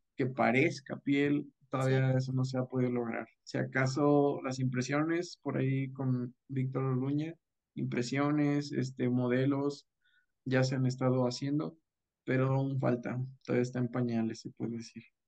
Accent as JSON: {"language": "Spanish", "town": "Rioverde", "region": "San Luis Potosí", "country": "Mexico", "also_born_or_lived": "Mexico City", "moved": "as an adult", "said": "soy del municipio de Río Verde, San Luis Potosí"}